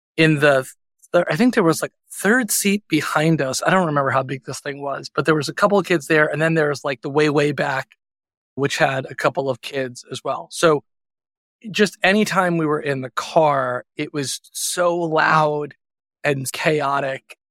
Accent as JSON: {"language": "English", "area": "Long Island", "region": "New York", "country": "United States", "tie": "born or raised there", "said": "I grew up on Long Island, which is about forty-five minutes out of the city"}